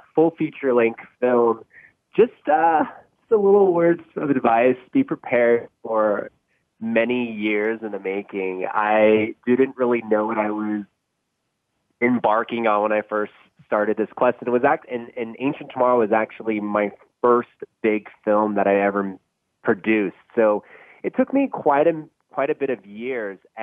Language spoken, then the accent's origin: English; Northern California, United States; I grew up up in Northern California in the city